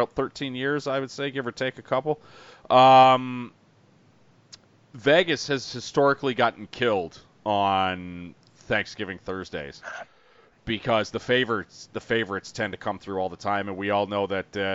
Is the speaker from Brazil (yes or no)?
no; Canada; we're all Canadian here on this podcast